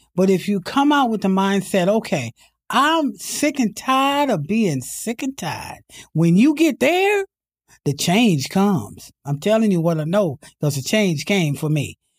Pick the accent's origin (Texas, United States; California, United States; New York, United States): California, United States; Imperial Valley; also born or lived in San Diego; I came from the Imperial Valley, that's where I was born and raised